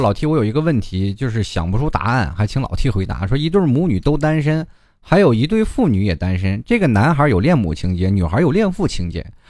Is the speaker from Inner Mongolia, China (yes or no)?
yes; Xilinhot, Inner Mongolia, China; 这个我的城市很简单啊，你记住一下，我说的比较快，内蒙古锡林郭勒盟锡林浩特市啊。好了，我就只说一遍啊，你你能记住就记住了，是一个非常好的一个地方啊，就是内属于内蒙的中东部，离赤峰不远，